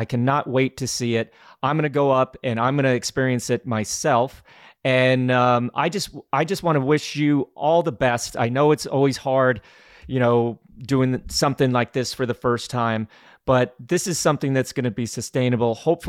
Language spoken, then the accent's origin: English; Glenwood Springs, Colorado, United States; for me, that was growing up in Glenwood Springs in like 1982, maybe.